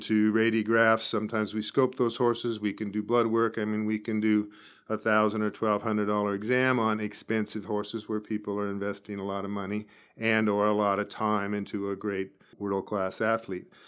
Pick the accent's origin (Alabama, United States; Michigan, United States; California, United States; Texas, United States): California, United States; Escondido; moved away as an adult; also born or lived in Arizona / Davis, California; now in Bakersfield, United States; I grew up in Escondido, northern San Diego County, and went to Arizona when I was eighteen